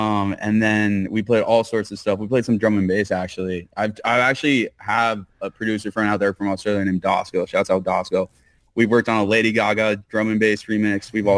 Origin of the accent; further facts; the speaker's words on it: Colorado, United States; now in Los Angeles, United States; I'm originally from Colorado, so it's a very big thing here